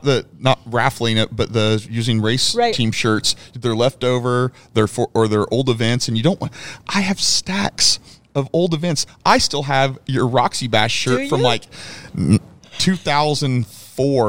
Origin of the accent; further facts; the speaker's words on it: Kansas, United States; now in Houston, United States; He lived from my hometown in Kansas, and I'm in Houston